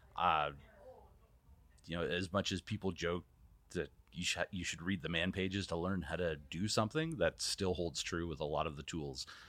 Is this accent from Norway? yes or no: no; Canada; moved away; as a Canadian